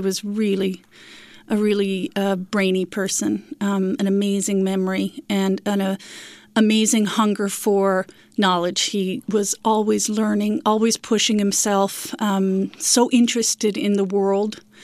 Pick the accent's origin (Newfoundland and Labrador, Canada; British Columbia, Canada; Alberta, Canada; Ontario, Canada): Newfoundland and Labrador, Canada; Corner Brook; also born or lived in St. John's, Newfoundland and Labrador; They raised my siblings and I in beautiful Corner Brook on the West Coast